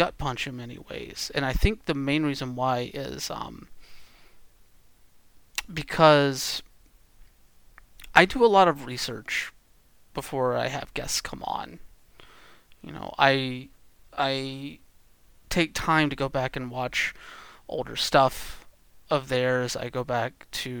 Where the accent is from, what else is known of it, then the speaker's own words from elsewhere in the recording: the South, United States; growing up in the South